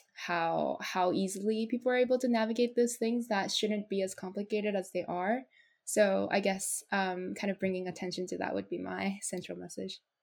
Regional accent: Japan; now in United States; had just been born and brought up in my home country which is japan

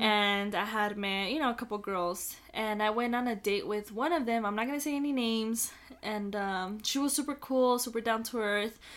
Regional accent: El Paso, Texas, United States; also born or lived in Las Cruces; we're all from El Paso

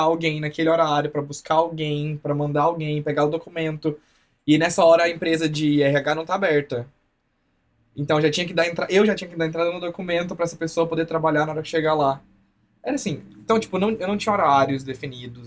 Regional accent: Anicuns, Goiás, Brazil; moved away as an adult; also born or lived in Goiânia / Sertãozinho; now in Colorado, United States; Eu sou de Anicuns, Goiás

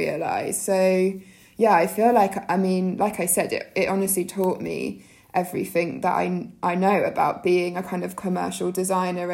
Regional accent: Jersey; I grew up in Jersey, so in the Channel Islands

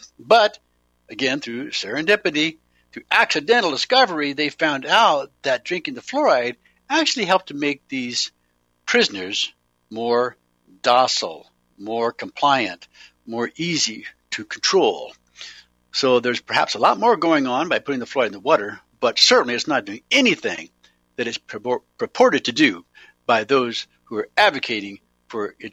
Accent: Eugene, Oregon, United States; I grew up in Eugene, Oregon

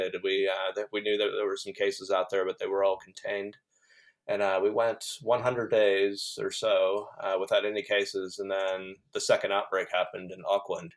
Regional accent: United States; moved away as an adult; now in New Zealand; I haven't actually lived in the United States for almost 10 years

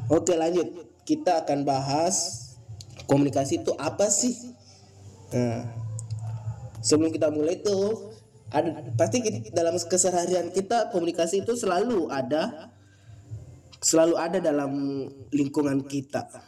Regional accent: Bone, South Sulawesi, Indonesia; asal saya dari Kabupaten Bone, Sulawesi Selatan.

